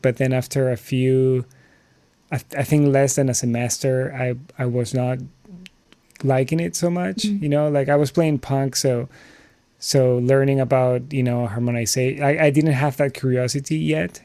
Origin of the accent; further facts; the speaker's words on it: Lima, Peru; moved away; I'm originally from Lima, Peru